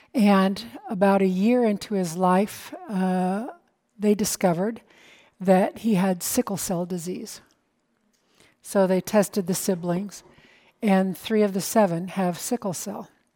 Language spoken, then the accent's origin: English; United States; I'm an American